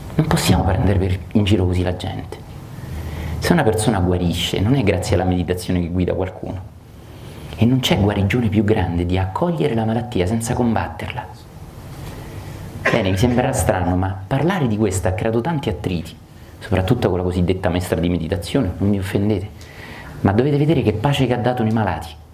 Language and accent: Italian; Rome, Lazio, Italy; io che sono romano